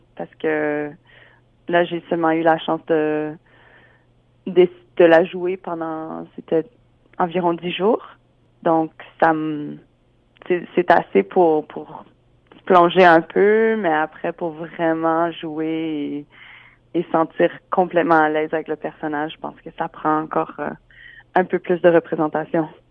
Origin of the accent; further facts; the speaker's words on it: Regina, Saskatchewan, Canada; j'ai grandi à Regina.